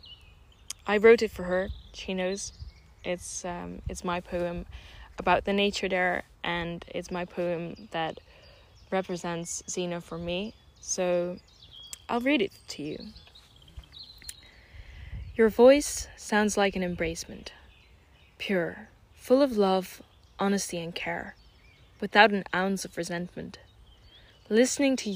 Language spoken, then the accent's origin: English; Netherlands; also born or lived in Switzerland; I'm Dutch and Swiss, and Switzerland is like second home to me because I grew up mostly in the Netherlands.